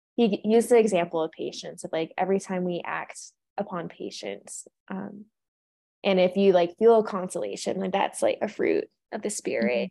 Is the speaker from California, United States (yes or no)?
yes; California, United States; moved away as an adult; now in Colorado, United States; I am from California.